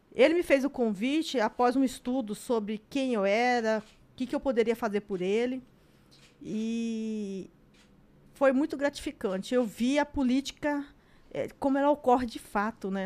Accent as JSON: {"language": "Portuguese", "town": "Cuiabá", "region": "Mato Grosso", "country": "Brazil", "tie": "born or raised there", "said": "eu nasci em Cuiabá"}